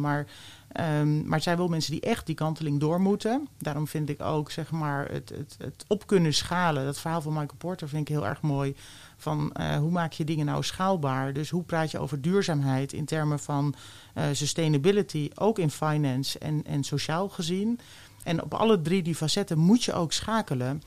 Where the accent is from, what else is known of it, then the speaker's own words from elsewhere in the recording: The Hague, South Holland, Netherlands; moved away as an adult; also born or lived in Twente; ik ben geboren in Den Haag